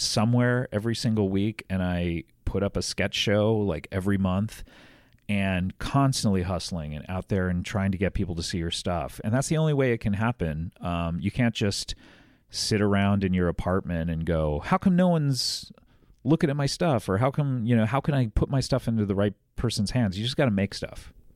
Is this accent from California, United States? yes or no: yes; Orange County, California, United States; I grew up in Orange County